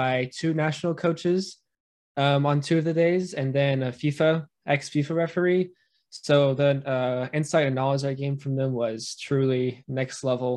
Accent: Lee's Summit, Missouri, United States; I am from Lee Summit, Missouri

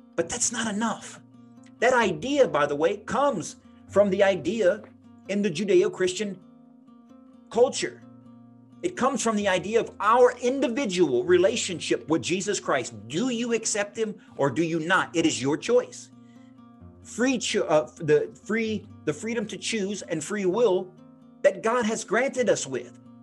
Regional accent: United States; Being an American

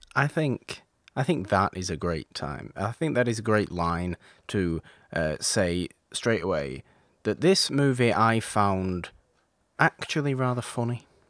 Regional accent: United Kingdom; being British

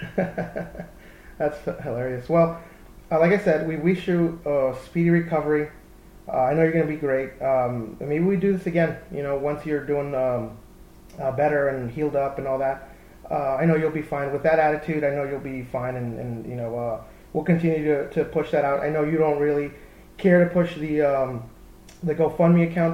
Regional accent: Texas, United States; I grew up in Texas

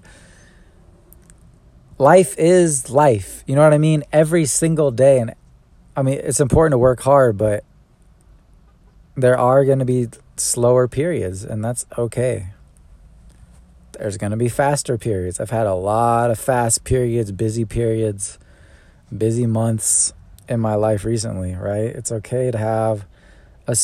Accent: California, United States; now in Atlanta, United States; I'm from Cali?

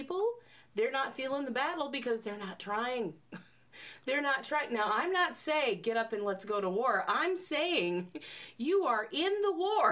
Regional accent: United States; We're American

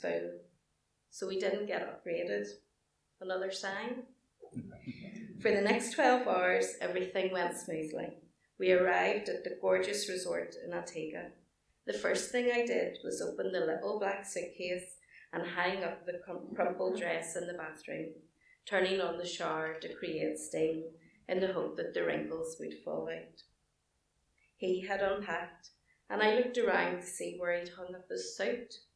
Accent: Belfast, Northern Ireland, United Kingdom; accent: Belfast; my Belfast accent

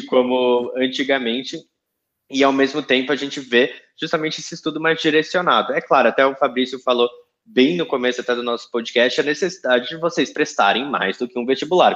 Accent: São Paulo, Brazil; eu que sou de São Paulo

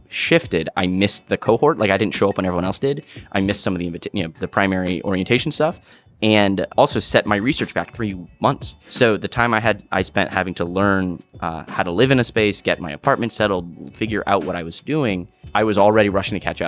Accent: Miami, Florida, United States; I'm a filmmaker from Miami, Florida.

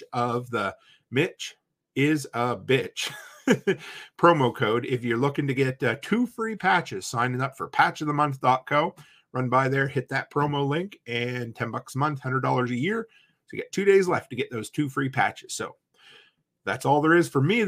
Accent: Canada; I'm a Canadian

